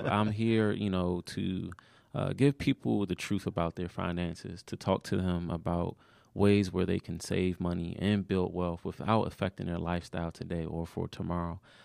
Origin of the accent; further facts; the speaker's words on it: Maryland, United States; moved away; also born or lived in Georgia; I wasn't a Georgia native at the time when I was from Maryland